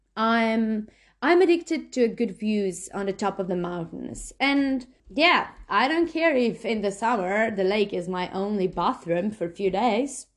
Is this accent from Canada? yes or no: no; Slovenia; now in New Zealand; I'm from Slovenia.